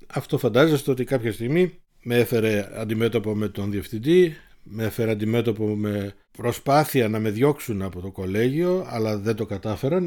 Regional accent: Munich, Bavaria, Germany; also born or lived in Thessaloniki, Greece; το μόναχο είναι το δεύτερο σπίτι μου ή το σπίτι μου γιατί από τα 54 μου χρόνια τα 50 είμαι εδώ

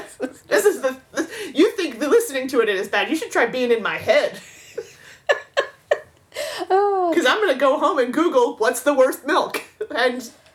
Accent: Florida, United States; I'm from Florida.

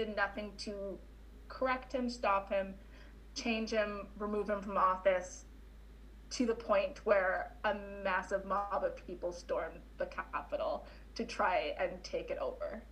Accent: Canada; also born or lived in Winnipeg, Manitoba; as a Canadian

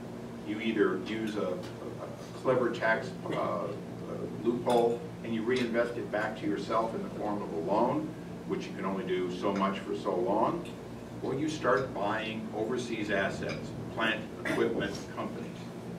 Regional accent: California, United States; in some cases, as a Californian, if we make a 5% federal repatriation

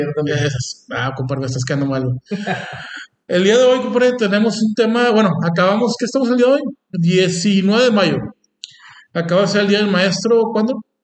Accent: Mexico; no tenemos aquí en México

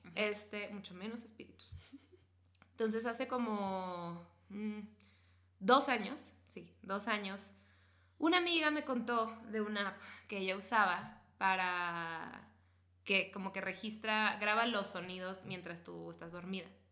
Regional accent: northern Mexico border, Mexico; soy niña de frontera

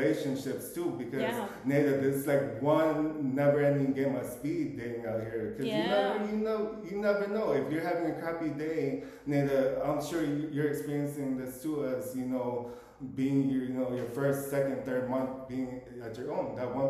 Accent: Philippines; But at the end of the day, for me being Filipino, I feel like a chameleon out here.

